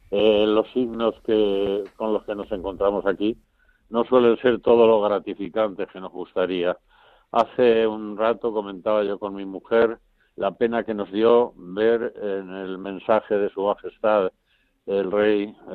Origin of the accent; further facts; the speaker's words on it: Valdemoro, Community of Madrid, Spain; don Lorenzo, que era el párroco de mi pueblo, de Valdemoro